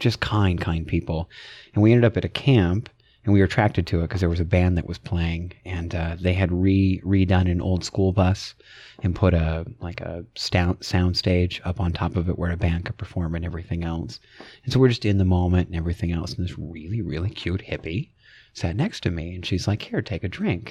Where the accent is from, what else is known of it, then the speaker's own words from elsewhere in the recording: Idaho, United States; born and raised in Idaho